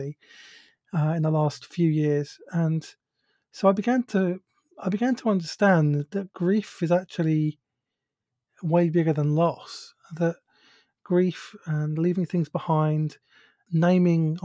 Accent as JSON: {"language": "English", "country": "United Kingdom", "accent": "British", "said": "if you recognize my accent, you'll know that I'm from the UK, so I have a British accent. I live near London."}